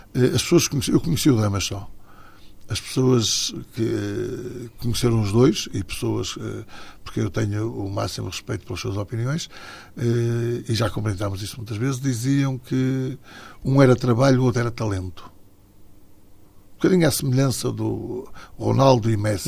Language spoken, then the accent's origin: Portuguese; Matosinhos, Porto District, Portugal; also born or lived in Portimão; O Leixões, porque é o clube da minha terra, foi o clube onde eu iniciei